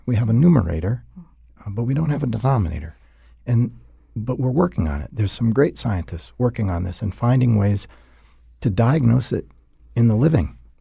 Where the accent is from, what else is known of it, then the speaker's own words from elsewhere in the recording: Minnesota, United States; I grew up and am raised in Minnesota